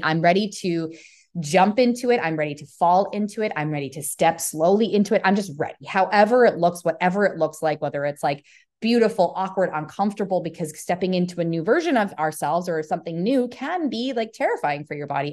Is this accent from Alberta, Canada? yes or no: yes; Calgary, Alberta, Canada; moved away as an adult; now in Texas, United States; I came from Calgary, Alberta, you know, which has that country-esque root within it. And now I'm in Texas